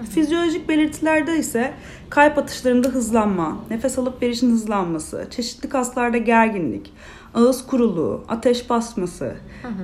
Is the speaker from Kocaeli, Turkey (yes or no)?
no; İzmir, Turkey; 93 yılında İzmir'de doğdum